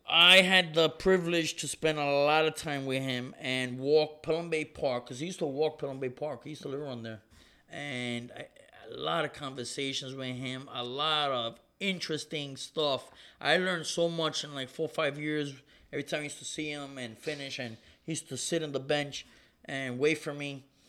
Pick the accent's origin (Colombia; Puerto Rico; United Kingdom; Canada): Puerto Rico; Ponce; my hometown, Ponce, Puerto Rico